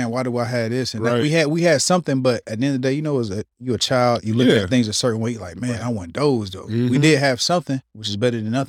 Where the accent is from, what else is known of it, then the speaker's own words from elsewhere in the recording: Smithfield, North Carolina, United States; I'm from Smithfield.